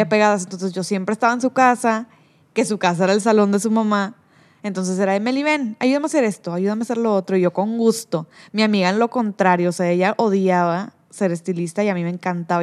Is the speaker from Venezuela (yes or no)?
no; Cadereyta Jiménez, Nuevo León, Mexico; moved away; also born or lived in Monterrey, Mexico; Como yo soy de Cadereita, pues en Cadereita mi mamá sí me llevaba donde yo quisiera, pero en Monterrey para mi mamá todo era muy lejos